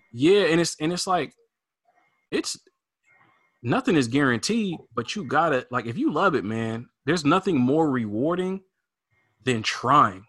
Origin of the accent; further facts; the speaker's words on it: Portland, Oregon, United States; I grew up here in in Portland, Oregon